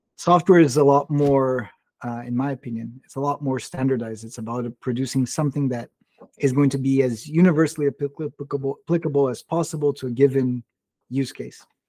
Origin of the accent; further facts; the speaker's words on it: Brazil; I was born and raised in Brazil, grew up speaking Portuguese, English, and Spanish